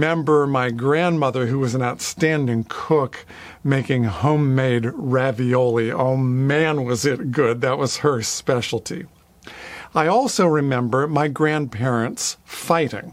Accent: near Pittsburgh, Pennsylvania, United States; I grew up near Pittsburgh, Pennsylvania, the city of Three Rivers.

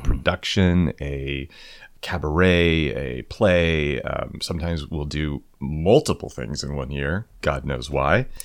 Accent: Kansas, United States; I'm from Kansas.

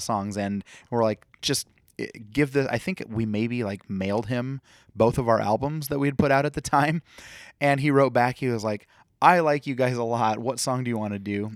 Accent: Fort Dodge, Iowa, United States; this is my hometown.

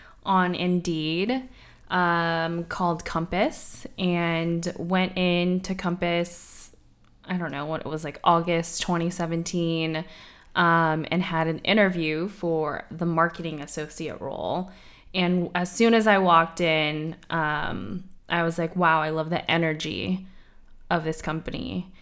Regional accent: San Diego, California, United States; now in San Francisco, United States; Southern California.

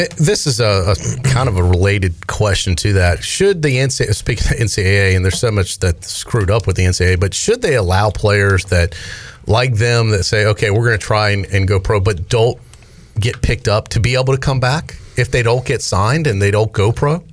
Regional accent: Raleigh, North Carolina, United States; also born or lived in Chicago; am born in Chicago, raised in Raleigh

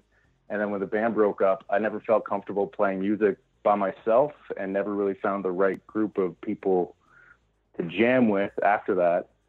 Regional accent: Prince Edward Island, Canada; now in Red Deer, Canada; I'm originally from Prince Edward Island. I moved out to Red Deer

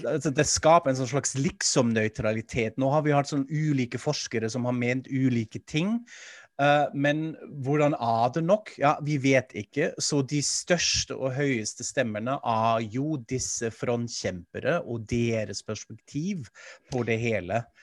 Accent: Germany; now in Norway; Jeg er tysk, jeg er vant til dette

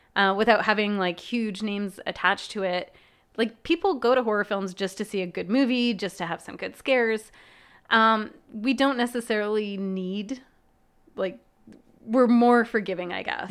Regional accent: Manitoba, Canada; now in Los Angeles, United States; I grew up in Manitoba where it's pretty darn cold in the winter

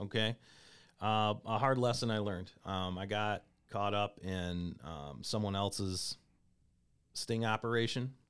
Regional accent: Comstock, Michigan, United States; also born or lived in Kalamazoo, Michigan; grew up in a town called Comstock High School

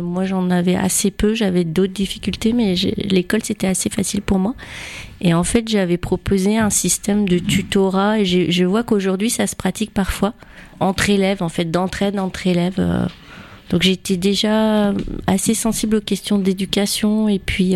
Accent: Roubaix, Hauts-de-France, France; also born or lived in Loire; now in Tours, France; je suis rentrée en sixième à Roubaix.

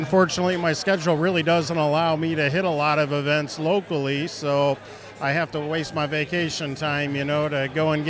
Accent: Toledo, Ohio, United States; I'm from Toledo, Ohio.

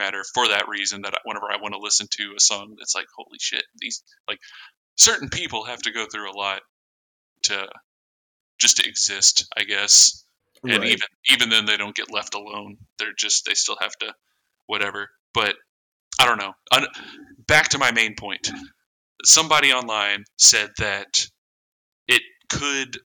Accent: Indiana, United States; we're from Indiana

